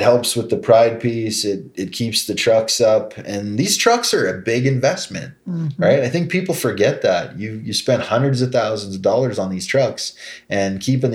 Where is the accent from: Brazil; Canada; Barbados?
Canada; As a Canadian